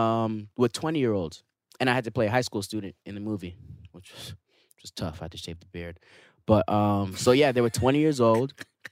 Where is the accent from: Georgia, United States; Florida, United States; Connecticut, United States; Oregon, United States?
Florida, United States; also born or lived in Canada; I'm from Florida/Canada, so, you know, I got that.